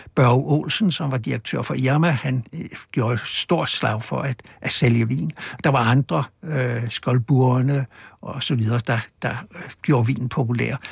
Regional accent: Copenhagen, Capital Region of Denmark, Denmark; Der på Østerbro, hvor jeg voksede op

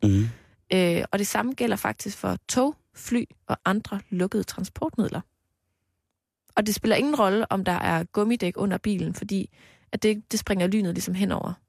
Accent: Knebel, Central Denmark Region, Denmark; jeg voksede op i Knebel præstegård

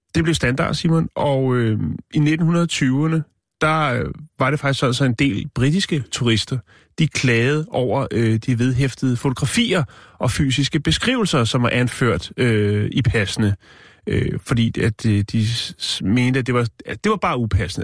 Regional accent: Denmark; jeg er fra Danmark

